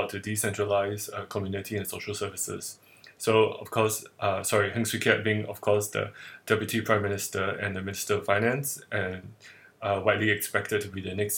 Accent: Singapore; I'm based in Singapore, and I'm Singaporean

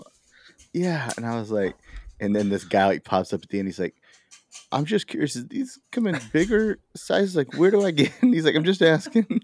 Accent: Baytown, Texas, United States; I come from Baytown

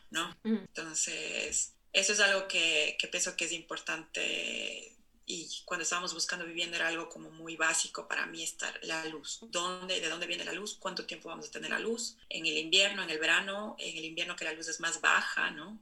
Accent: Cuenca, Azuay, Ecuador; moved away as an adult; also born or lived in Barcelona, Spain; now in Oslo, Norway; yo crecí en los Andes, ¿no? Que es muy alto. Mi ciudad está a 2.500 metros sobre el nivel del mar

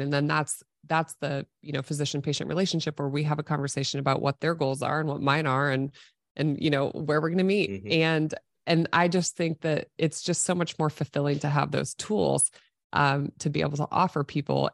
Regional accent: Nebraska, United States; I was born and raised in Nebraska, grew up as an athlete

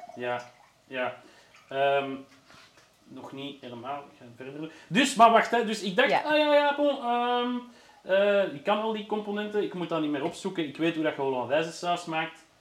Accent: Flemish Brabant, Flanders, Belgium; also born or lived in Brussels; Ik ben ook wel geboren in Brussel, maar ik heb altijd in de rand gewoond.

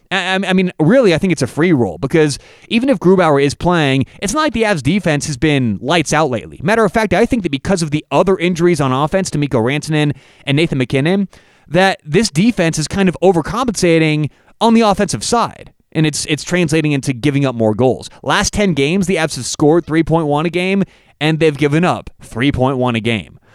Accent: Denver, Colorado, United States; I'm from Denver

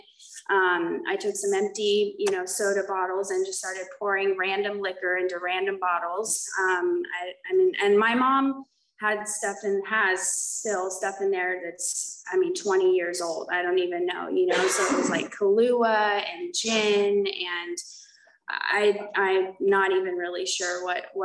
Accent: Oklahoma, United States; moved away as an adult; now in California, United States; So I was born in Oklahoma. I came out to California for treatment. I ended up just staying out here.

